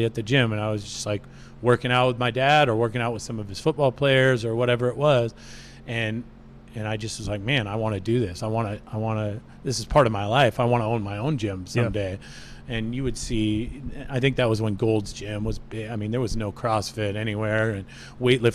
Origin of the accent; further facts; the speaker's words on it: Snohomish, Washington, United States; moved away as an adult; also born or lived in Seattle; now in San Jose, United States; in Washington State, where I grew up in Snohomish